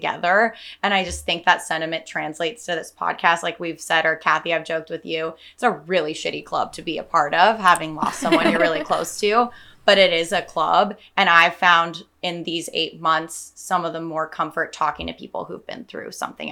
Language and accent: English; Salinas, California, United States; now in San Francisco, United States; I'm from Salinas, a couple hours south